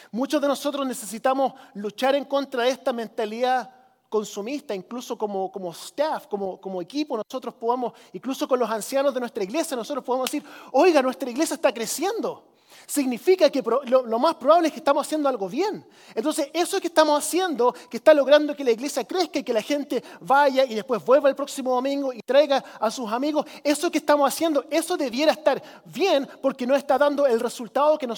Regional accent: Chile; Y yo crecí como misionero en Chile, ¿cierto? En los ochentas cuando era un país del tercer mundo

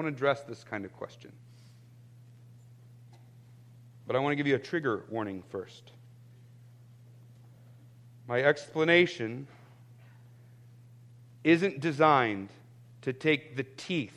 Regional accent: United States; I'm actually proud to be an American

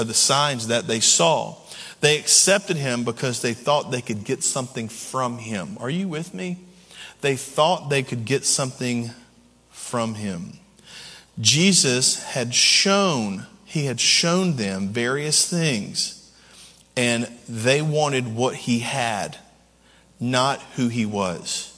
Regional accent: Camden and Waverly, West Tennessee, United States; moved away; my original hometown was in West Tennessee. It was in Camden and Waverly, Tennessee

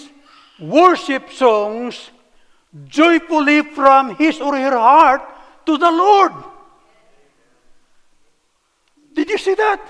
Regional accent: Philippines; moved away as an adult; also born or lived in Cebu City, Philippines; now in United States

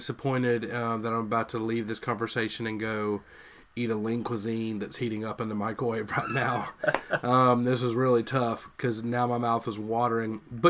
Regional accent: West Monroe, Louisiana, United States; There's a Burger King in my hometown in West Monroe, Louisiana

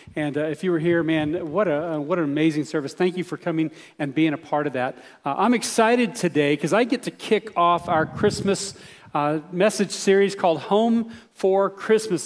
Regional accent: Texas, United States; I grew up in Texas

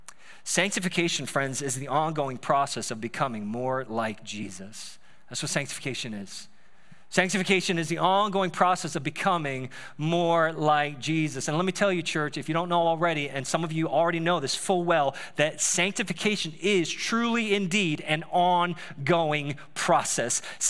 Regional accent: Staten Island, New York, United States; like I grew up in Staten Island all my life, and then all of a sudden I'm like in Ohio.

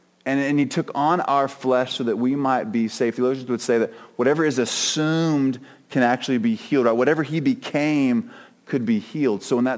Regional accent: Oklahoma, United States; also born or lived in North Carolina / Australia / Germany; So I was born in North Carolina, and then we moved to Australia. So I had a really funky southern Australian accent for a while. And then we moved from Germany to Oklahoma, and I came kind of middle school and high school

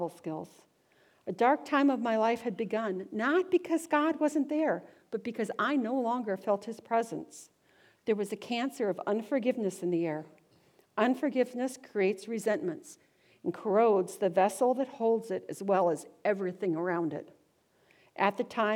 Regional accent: Wadena, Minnesota, United States; also born or lived in Prescott, Arizona / Scottsdale, Arizona; I was born in Wadena. We were regular churchgoers. I suspect this is first where the feeling of Jesus loves me was deeply embedded. Wadena was a wonderful place. I was a happy-go-lucky child

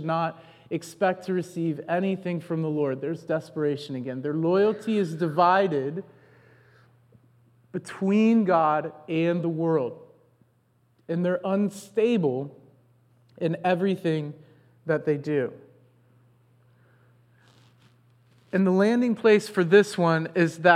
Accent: United States; us Americans

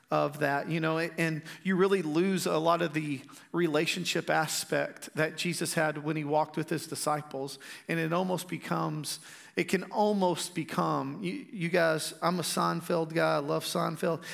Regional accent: Strawn, Texas, United States; growing up in Strawn, Uh, Strawn's a little community, uh, like forty-five minutes away from there. We actually live there again

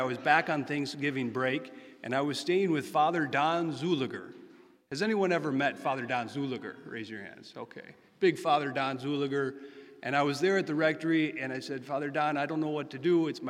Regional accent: Sturgeon Bay, Wisconsin, United States; moved away; also born or lived in Hillsdale, Michigan; I was the youngest of five, my hometown being Sturgeon Bay, grew up on the west side of town. And I'm the only Catholic in my family besides my mother

